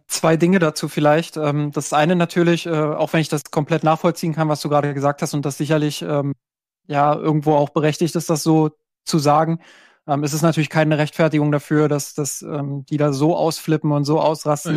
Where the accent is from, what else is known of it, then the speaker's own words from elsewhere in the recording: Brandenburg, Germany; ich komme äh, aus Brandenburg